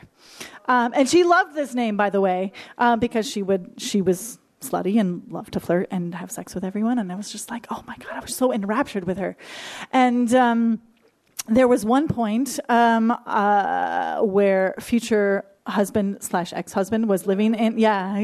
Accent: Michigan, United States; I grew up in Bible Belt, Michigan

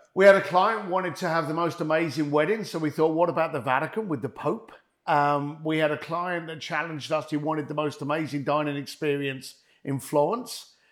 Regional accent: London, United Kingdom; moved away; I came from East London. I was a bricklayer. I was kicked out of school at the age of fifteen

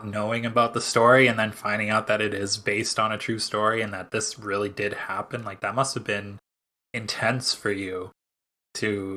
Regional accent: Canada; as a Canadian

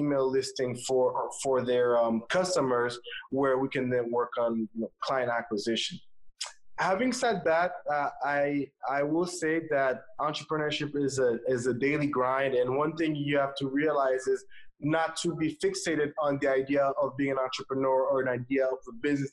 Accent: Haiti; moved away as an adult; also born or lived in Atlanta, Georgia, United States; I was born and raised in Haiti, small country in the Caribbean. And after spending my first 18 years there, I moved to Atlanta, Georgia

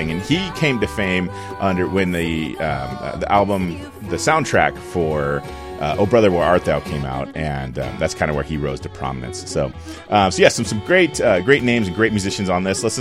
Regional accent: the West, West Coast, United States; the area that we're from uh, out here in the West

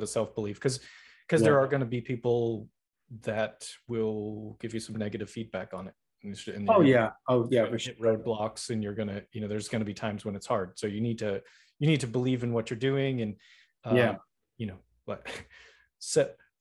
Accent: Boston, Massachusetts, United States; I'm from Boston

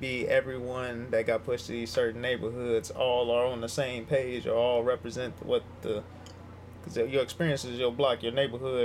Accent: Chicago, Illinois, United States; also born or lived in Riverdale, Illinois; I'm from Hyde Park, but we moved to the south suburb, Riverdale

